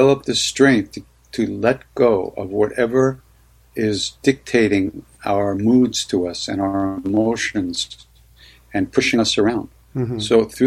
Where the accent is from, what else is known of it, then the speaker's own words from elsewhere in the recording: Long Island, New York, United States; I grew up on Long Island